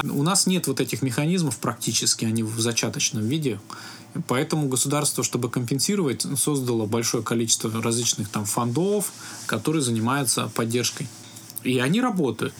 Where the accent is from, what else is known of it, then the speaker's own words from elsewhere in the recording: Biysk, Altai Krai, Russia; я родился в Алтайском крае, город Бийск